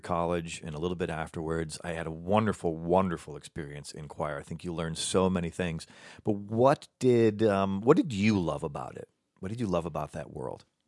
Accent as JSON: {"language": "English", "region": "Midwest", "country": "United States", "also_born_or_lived": "Chicago", "moved": "yes", "lives_now": "Los Angeles, United States", "said": "I'm from the Midwest."}